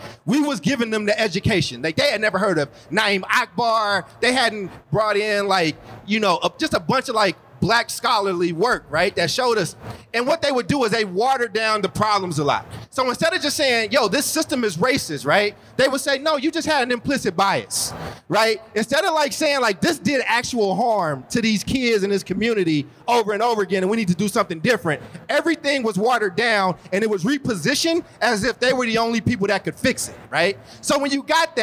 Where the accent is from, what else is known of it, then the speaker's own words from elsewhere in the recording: Oakland, California, United States; also born or lived in Chicago; I was born in Chicago and grew up in Oakland.